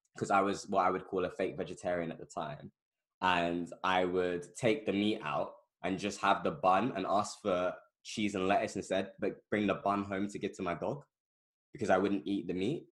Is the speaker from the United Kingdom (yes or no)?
yes; London, United Kingdom; I've lived in the same area my entire life, basically, um, Northwest London